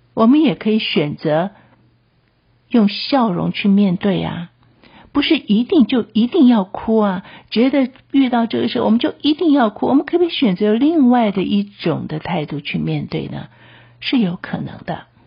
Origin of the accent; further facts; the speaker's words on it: Taiwan; 我们台湾的一些的处境啊